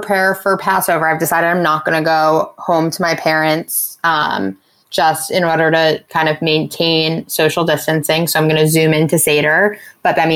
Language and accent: English; New York City, New York, United States; right here in my hometown